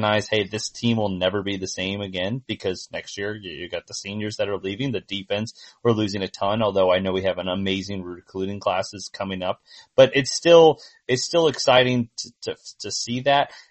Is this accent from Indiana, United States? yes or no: yes; Indiana, United States; I'm from Indiana